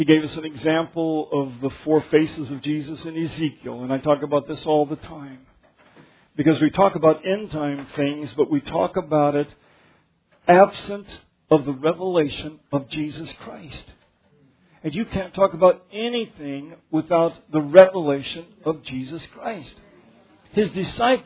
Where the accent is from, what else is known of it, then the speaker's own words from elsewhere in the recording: Denver, Colorado, United States; I grew up in Denver where things are laid out straight